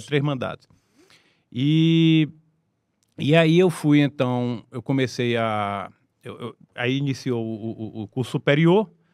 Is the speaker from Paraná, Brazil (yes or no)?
no; Teresina, Piauí, Brazil; eu sou teresinense, né? nasci ah. aqui em Teresina.